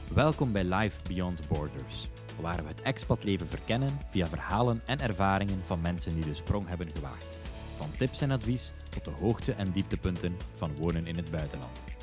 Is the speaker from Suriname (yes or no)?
no; Zottegem, Flanders, Belgium; moved away as an adult; also born or lived in London / Dublin / Lisbon / Prague; now in Barcelona, Spain; ik ben van Zottegem, België en ik woon ondertussen al meer dan vijf jaar in het buitenland